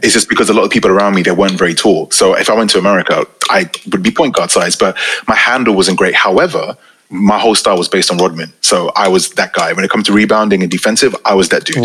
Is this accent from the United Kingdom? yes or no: yes; United Kingdom; I'm a Pakistani Muslim from the UK